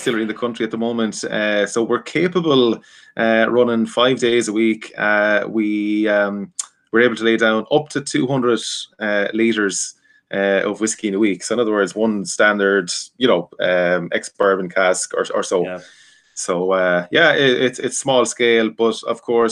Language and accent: English; Connemara, Connacht, Ireland; we're from Connemara originally, and we have been distilling poteen over 170 years and for six generations